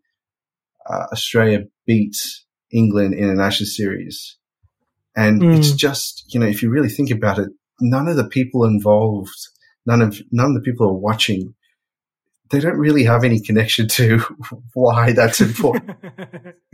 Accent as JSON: {"language": "English", "country": "India", "said": "as an Indian"}